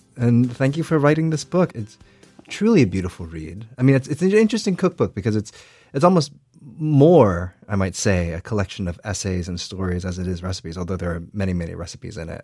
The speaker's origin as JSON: {"language": "English", "country": "United States", "said": "I watch it as an American."}